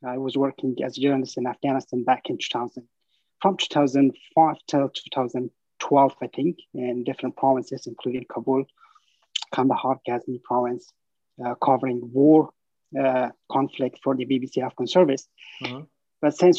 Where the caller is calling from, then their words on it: San Francisco, California, United States; I'm talking from San Francisco, California.